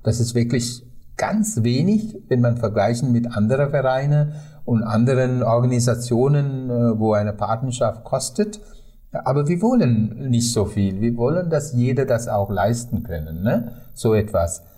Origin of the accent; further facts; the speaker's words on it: Sri Lanka; German is a second language; meine Heimat